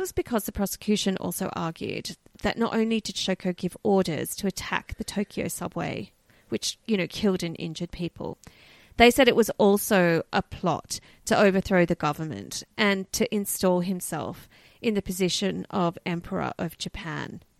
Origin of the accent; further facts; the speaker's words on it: Australia; we're Australian.